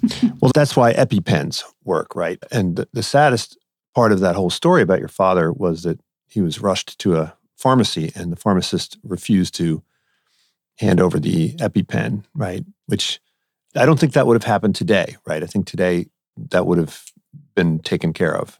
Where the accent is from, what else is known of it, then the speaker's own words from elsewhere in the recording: East Coast, United States; now in West Coast, United States; I grew up on the East Coast